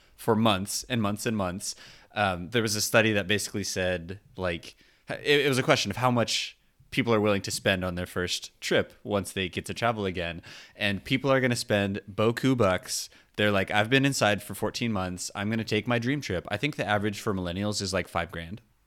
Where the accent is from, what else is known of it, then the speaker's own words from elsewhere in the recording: Southern California, United States; I grew up in Southern California, you know, forty-ish minutes from the park